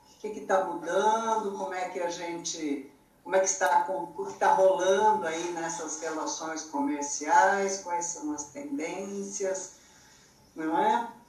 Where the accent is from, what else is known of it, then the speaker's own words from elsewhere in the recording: São José dos Campos, São Paulo, Brazil; moved away as an adult; now in São Paulo, Brazil; sou natural do interior de São Paulo, uma cidade que hoje é bem grande, já chama São José dos Campos, e atualmente moro em São Paulo, capital.